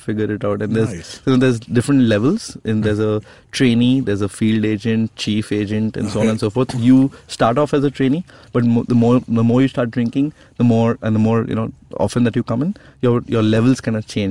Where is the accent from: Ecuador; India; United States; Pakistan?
India; I'm an Indian